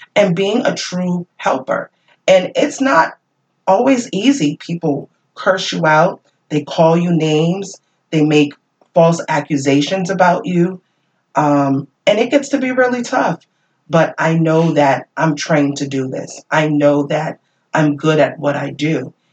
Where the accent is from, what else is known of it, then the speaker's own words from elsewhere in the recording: Worcester, Massachusetts, United States; I grew up in this community. And because I grew up in Worcester